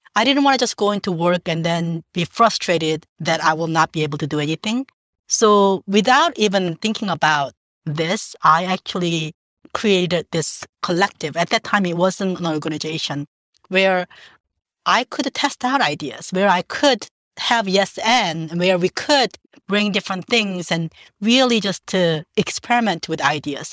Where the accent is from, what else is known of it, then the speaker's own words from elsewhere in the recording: Jeju, South Korea; now in New York, United States; I grew up in South Korea, in a little island called Jeju-do